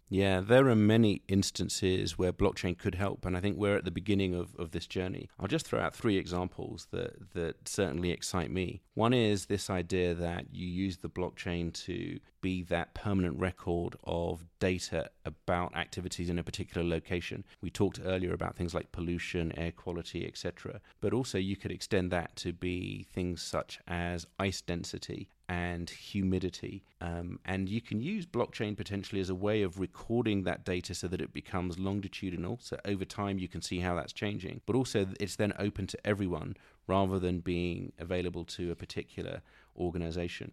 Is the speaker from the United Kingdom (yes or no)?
yes; London, United Kingdom; moved away as an adult; also born or lived in Silicon Valley, United States; now in United States; when I was a young man growing up in London